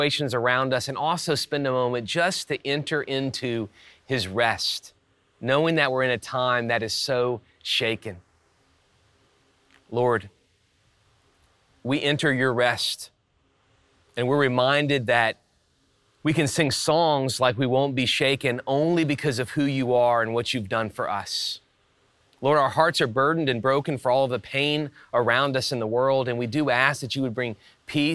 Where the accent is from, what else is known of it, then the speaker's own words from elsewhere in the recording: South Louisiana and Texas, United States; moved away; I grew up in South Louisiana and Texas